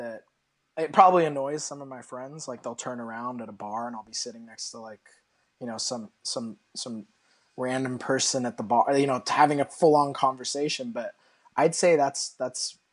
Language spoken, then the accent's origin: English; Australia; moved away; When I grew up in Australia, it was home.